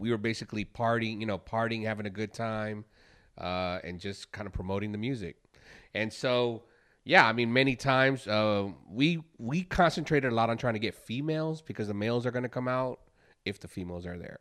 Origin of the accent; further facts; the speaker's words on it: Chicago, Illinois, United States; now in Houston, United States; I'm from Chicago and grew up with that sound. So here in Houston